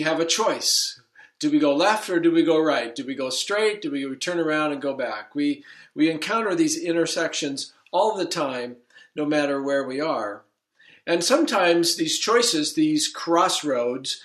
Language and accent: English; Surrey, British Columbia, Canada; moved away as an adult; also born or lived in Saskatoon / Strathmore, Alberta; now in Grand Rapids, United States; I'm a Canadian. I grew up on the West Coast in Surrey